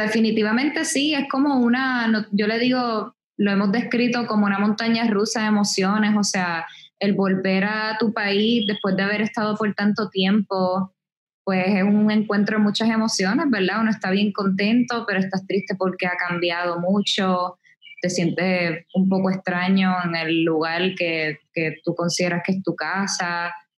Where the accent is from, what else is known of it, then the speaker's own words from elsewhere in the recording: Puerto Rico; moved away as an adult; also born or lived in Brooklyn, New York; aquí en la calle, en Puerto Rico, como decimos nosotros